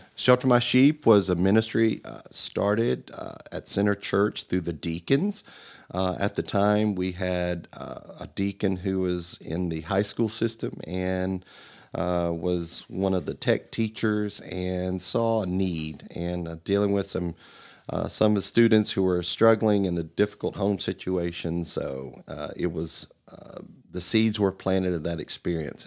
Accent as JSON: {"language": "English", "town": "Melbourne", "region": "Florida", "country": "United States", "tie": "born or raised there", "also_born_or_lived": "Virginia", "moved": "yes", "said": "born in, uh, Florida, Melbourne."}